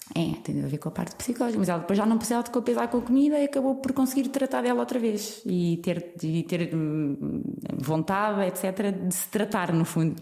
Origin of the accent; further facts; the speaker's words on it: Portugal; somos portugueses